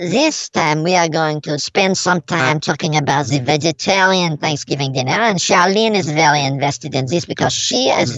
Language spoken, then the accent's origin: English; Paris, Île-de-France, France; Yes, this is true. I'm from Paris.